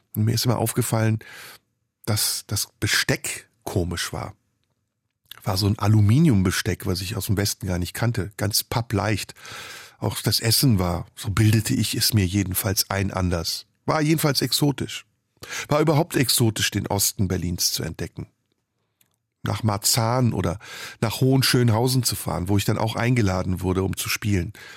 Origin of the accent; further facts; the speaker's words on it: Istanbul, Turkey; moved away; also born or lived in Rhineland, Germany; aus meiner Heimatstadt Istanbul